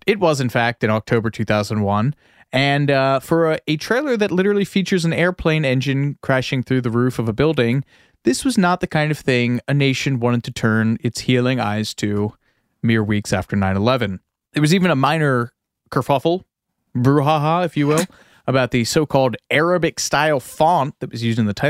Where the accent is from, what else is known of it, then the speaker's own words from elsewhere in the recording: Midlothian, Virginia, United States; I grew up outside of Richmond in Midlothian.